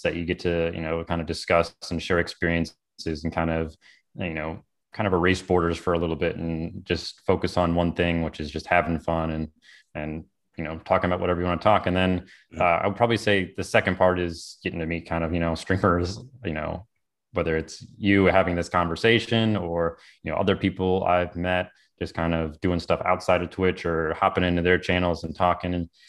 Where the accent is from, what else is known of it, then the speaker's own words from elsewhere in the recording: Illinois, United States; now in Florida, United States; No, I actually grew up in kind of a little bit north of Chicago, kind of what we call the Chicagoland area, where you're usually like an hour outside of Chicago